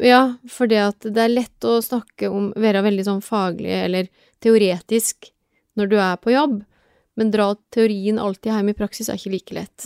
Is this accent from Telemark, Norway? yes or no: yes; Telemark, Norway; now in Oslo, Norway; jeg er fra Telemark opprinnelig. Men jeg har bodd i Oslo siden 1996